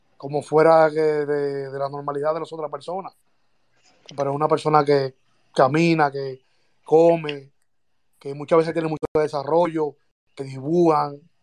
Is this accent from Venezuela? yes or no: no; Santo Domingo Este, Distrito Nacional, Dominican Republic; now in United States; Yo soy de los Minas, vivo ahora en los Estados Unidos, pero a mí me llevaron al colegio eh, San Lorenzo de los Minas